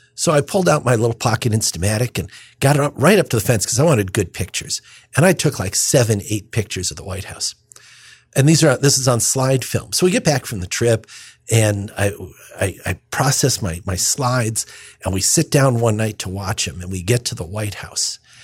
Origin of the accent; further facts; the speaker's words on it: United States; I was born on the Illinois, Indiana state line, raised anyway there